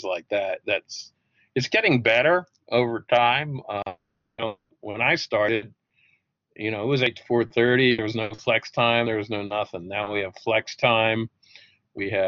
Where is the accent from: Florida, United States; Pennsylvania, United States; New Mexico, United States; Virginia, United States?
Pennsylvania, United States; outside of Philadelphia; I grew up outside of Philadelphia